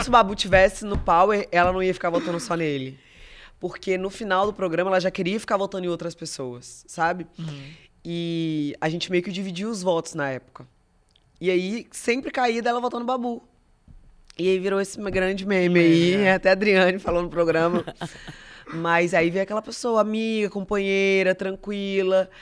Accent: Espírito Santo, Brazil; eu sou do Espírito Santo

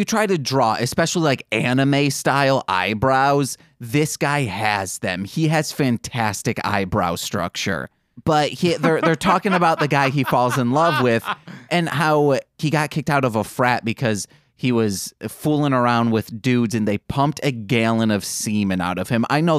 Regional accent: Michigan, United States; accent: Michigan; moved away; That's my Michigan accent coming out

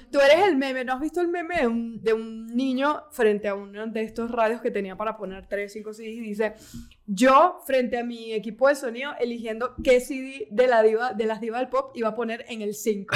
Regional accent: Caracas, Capital District, Venezuela; yo soy de Caracas

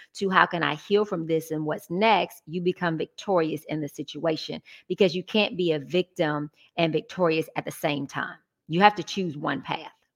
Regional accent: Atlanta, Georgia, United States; Original Georgia Peach. Born and raised

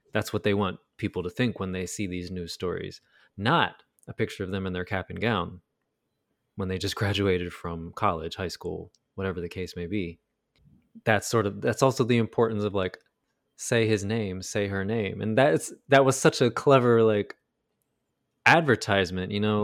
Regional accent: United States; America, our country

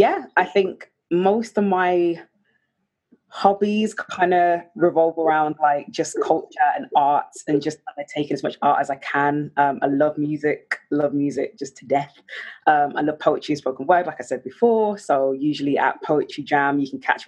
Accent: Birmingham, West Midlands, United Kingdom; Born and raised in Birmingham

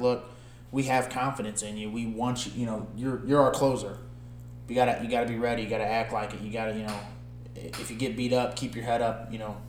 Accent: St. Louis, Missouri, United States; we're from St. Louis

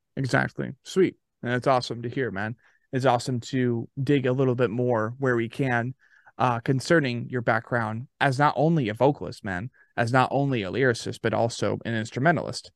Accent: Arizona, United States; now in Murfreesboro, United States; Born and raised yeah. in Arizona

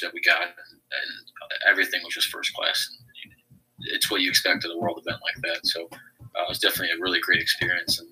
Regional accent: St. Louis, Missouri, United States; born in St. Louis, Missouri, and I currently still live here as well.

